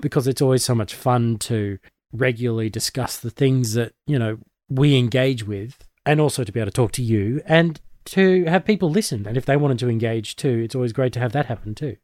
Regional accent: Australia; I'm one of the Aussie nerds

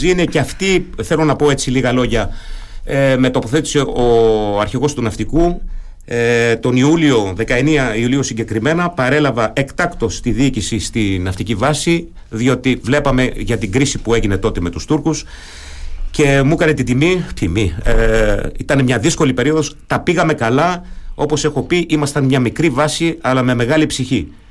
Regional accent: Germany; first language German; Greek is a second language; also born or lived in Athens; now in Greece; είμαι παιδί μεταναστών. Οι γονεί μου στη Γερμανία, εκεί μεγάλωσα, εκεί γαλουχήθηκα. Τα γερμανικά είναι η μητρική μου γλώσσα. Ε, επιστροφή στην Αθήνα

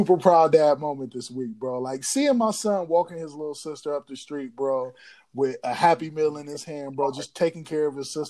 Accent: Columbus, Ohio, United States; growing up in Columbus, though? Like, not to shit on my city because I love my city

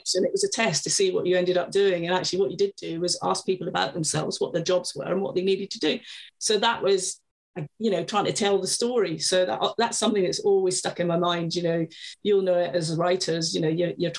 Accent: Scotland, United Kingdom; I grew up in Scotland

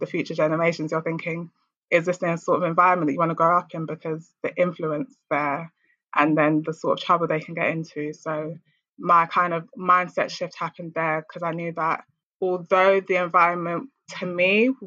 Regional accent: London, United Kingdom; I grew up in Lewisham Borough in a ward called Catford on an estate called Milford Towers

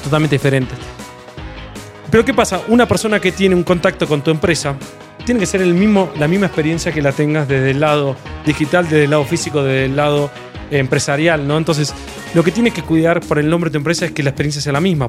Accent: Argentina; moved away as an adult; now in Mexico; Soy argentino, vine en México hace dos años y medio

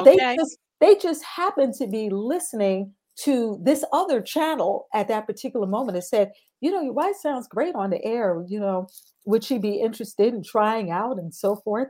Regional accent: New York City, New York, United States; I'm in Brooklyn, New York. That is my hometown

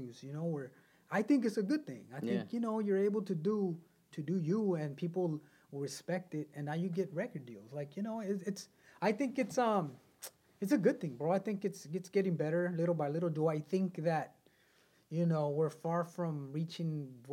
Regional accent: Carson, California, United States; also born or lived in Wilmington, California; I grew up in Carson, Harbor area primarily

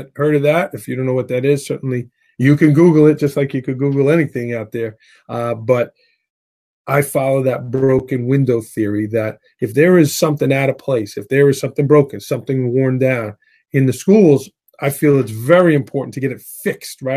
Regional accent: New York City, New York, United States; I grew up in Staten Island.

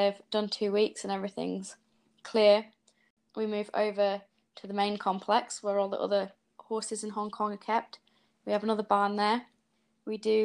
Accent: Yorkshire and the Humber, United Kingdom; moved away as an adult; now in New Zealand; I'm originally from Yorkshire, but for the last 5.5 years, I've been living in New Zealand

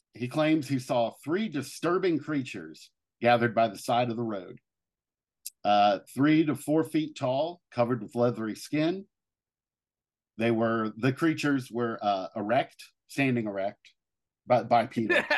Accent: Cincinnati, Ohio, United States; moved away; my hometown of, uh, Cincinnati, Ohio

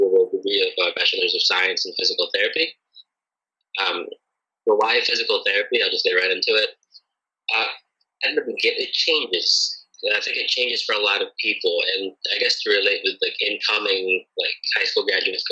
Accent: Connecticut, United States; moved away; also born or lived in Philippines; I grew up in Connecticut. It's a little state in northeastern United States.

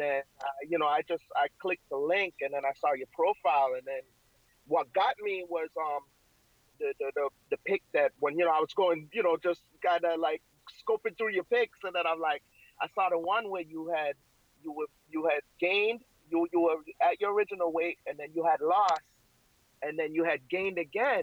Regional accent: Waltham, Massachusetts, United States; also born or lived in Jamaica; I grew up in, in Massachusetts

